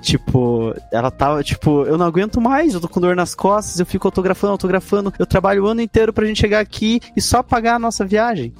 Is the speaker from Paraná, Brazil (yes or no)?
yes; Ponta Grossa, Paraná, Brazil; Nós somos de Ponta Grossa, no Paraná, assim, interior